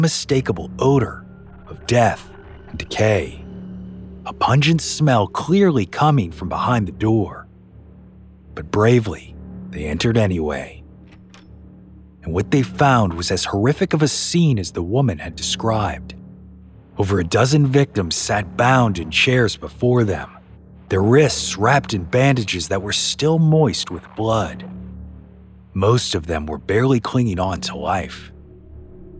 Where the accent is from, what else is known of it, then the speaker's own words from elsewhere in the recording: New Orleans, Louisiana, United States; my hometown of New Orleans